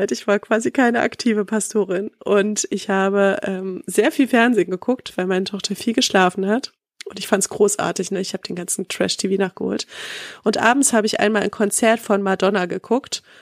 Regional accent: East Germany, Germany; Ich komme ja aus dem Osten so, wir sind

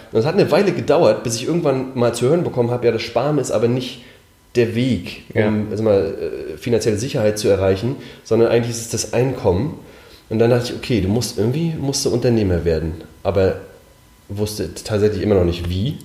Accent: Mecklenburg-Vorpommern, Germany; ich bin in Mecklenburg aufgewachsen

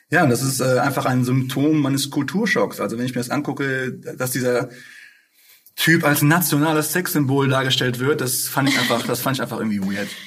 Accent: Essen, North Rhine-Westphalia, Germany; ich bin ja geboren, aufgewachsen hier in Essen

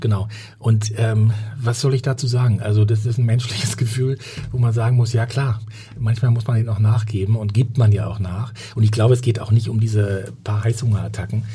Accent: Sauerland, North Rhine-Westphalia, Germany; moved away as an adult; also born or lived in Ruhr area / Berlin; now in Hamburg, Germany; ich komme aus dem Ruhrgebiet und ähm, beziehungsweise dann auch äh, groß geworden im Sauerland

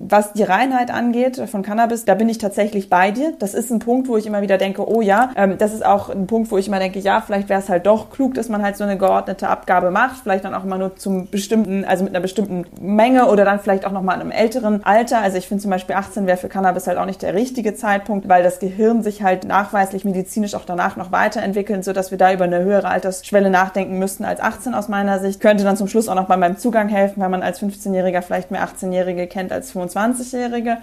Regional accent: Northern Germany, Germany; Ich komme aus Norddeutschland

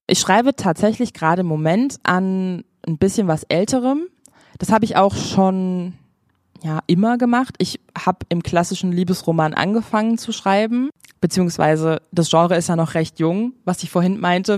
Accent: Frankfurt, Hesse, Germany; Ich komme aus Frankfurt, also ganz in der Nähe von Offenbach

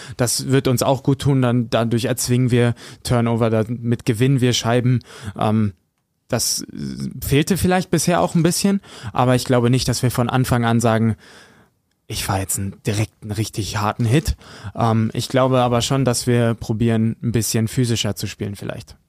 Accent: Höxter, North Rhine-Westphalia, Germany; ich komme aus Höxter, aus der Region

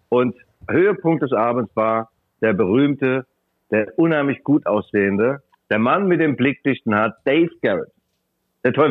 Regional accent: Mainz, Rhineland-Palatinate, Germany; now in Leipzig, Germany; ich habe einen Kurzurlaub in meine alten Heimat Mainz eingelegt und war gestern in der Mainzer Altstadt, wurde von vielen Gastronomen erkannt, hatte da noch ein paar Deckel liegen. Ich bin ja vor 22 Jahren nach Leipzig gegangen

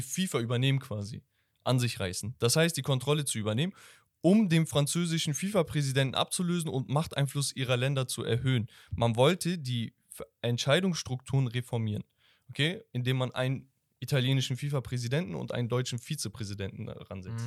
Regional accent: Turkey; ich bin Türke

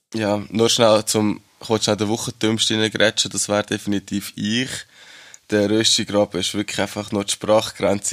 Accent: Schwyz, Switzerland; als einer vom Kanton Schweiz, hat man natürlich unseren eigenen Dialekt

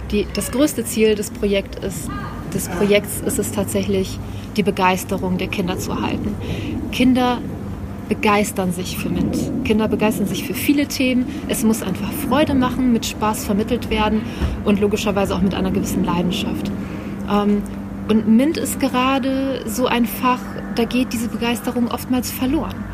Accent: Mecklenburg-Vorpommern, Germany; Ich komme aus Mecklenburg.

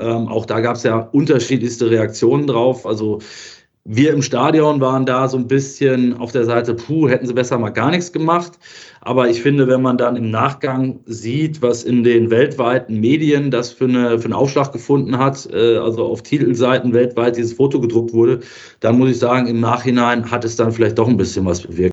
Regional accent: Germany; aus Deutschland

